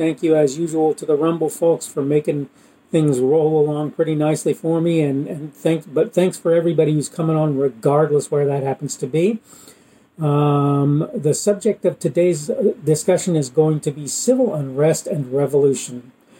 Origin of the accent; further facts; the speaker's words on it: Australia; having been one who grew up, spent part of his time growing up in Australia, I saw a country that was basically autonomous, even though it was technically under the Queen.